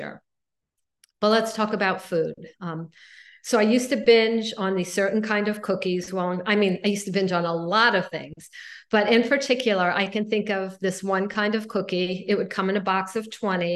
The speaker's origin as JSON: {"language": "English", "town": "Miami Beach", "region": "Florida", "country": "United States", "tie": "born or raised there", "said": "I grew up in Miami Beach"}